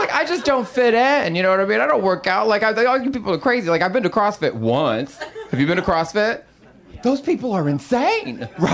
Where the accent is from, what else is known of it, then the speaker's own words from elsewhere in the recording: Texas, United States; now in Los Angeles, United States; I'm from Texas